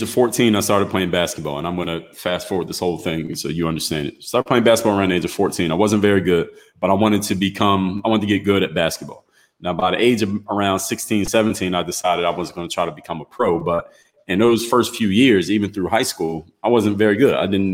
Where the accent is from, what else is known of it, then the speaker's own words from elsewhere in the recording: Philadelphia, Pennsylvania, United States; now in Miami, United States; I'm originally from Philadelphia, Pennsylvania